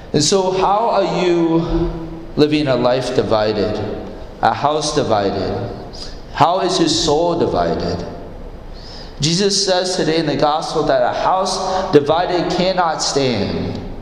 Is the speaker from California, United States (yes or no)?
no; Iowa, United States; I grew up in Iowa